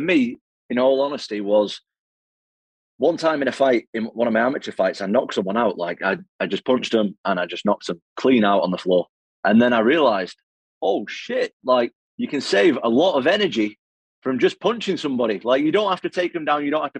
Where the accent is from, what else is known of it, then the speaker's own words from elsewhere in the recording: Manchester, North West England, United Kingdom; I'm obviously a British guy. I'm from Manchester, England.